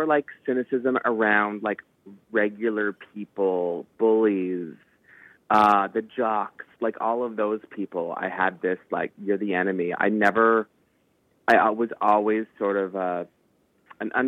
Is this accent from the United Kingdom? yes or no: no; Canada; we're Canadian filmmakers